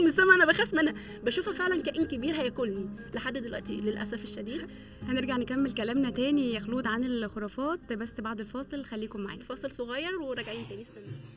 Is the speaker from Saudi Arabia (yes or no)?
no; Egypt; احنا اصلا كمصريين وكعالم عربي